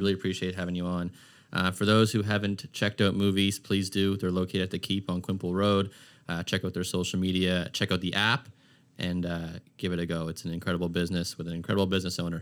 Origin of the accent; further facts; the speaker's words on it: Halifax, Nova Scotia, Canada; I grew up in Aaron Cove till I was about, I don't know, eleven or twelve.